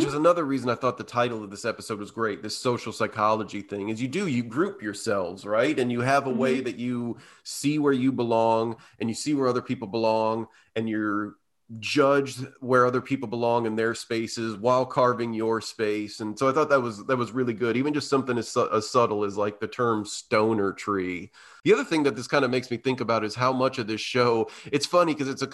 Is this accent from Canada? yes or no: no; Indiana, United States; growing up in Indiana